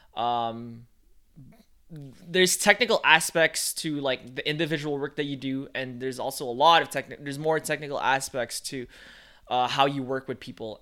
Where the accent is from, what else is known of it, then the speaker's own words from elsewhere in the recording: Philippines; moved away; I grew up in the Philippines